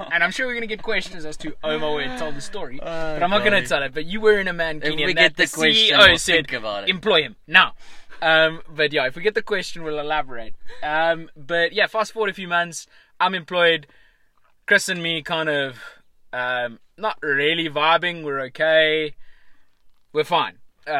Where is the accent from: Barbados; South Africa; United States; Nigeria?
South Africa; Johannesburg, Gauteng; I'm like, no, I'm from Johannesburg.